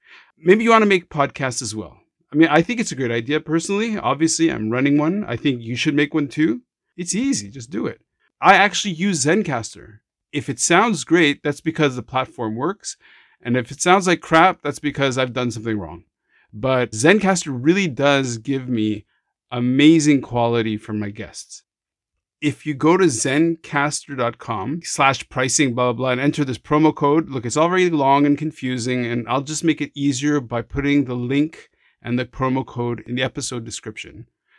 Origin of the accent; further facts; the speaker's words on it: Jerusalem, Jerusalem District, Israel; born there; My parents are born in Morocco. I was born in Jerusalem. I have an Israeli passport